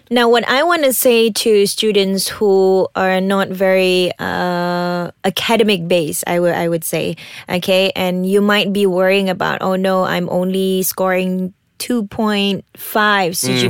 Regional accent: Sabah, Malaysia; I'm from Sabah.

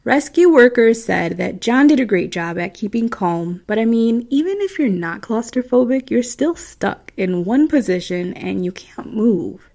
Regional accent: Midwest, United States; accent: Midwestern; my Midwestern accent

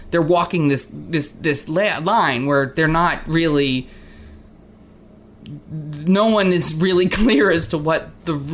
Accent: New Jersey, United States; And I came from New Jersey, where like the liquor stores are like, you know, grocery stores.

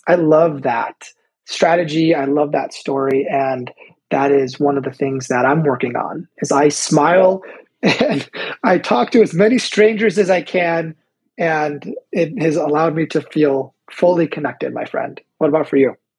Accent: Chicago, Illinois, United States; I'm also from Chicago

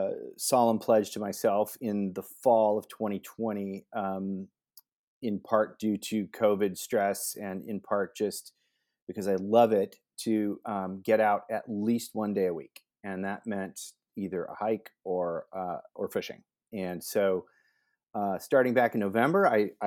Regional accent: West Allis, Wisconsin, United States; born there; My dad and mom are from Wisconsin. I was born in West Allis, Wisconsin, just outside of Milwaukee.

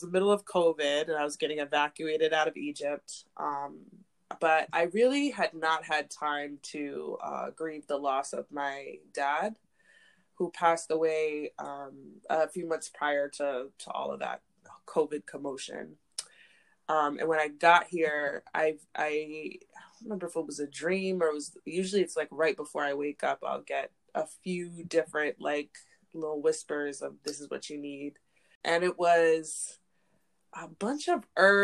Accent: Zambia; I was born in Zambia, and in Zambia they have different names for, or specifically the Lunda, the group of people that I was born into

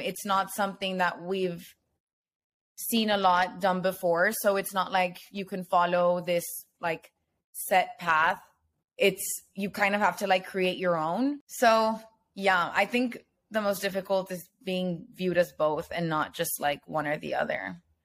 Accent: Nuevo Laredo, Tamaulipas, Mexico; moved away as an adult; also born or lived in Austin, Texas; I was born in Laredo, Texas, but I lived the majority of my life in Olaredo, Tamaulipas, which is across the border.

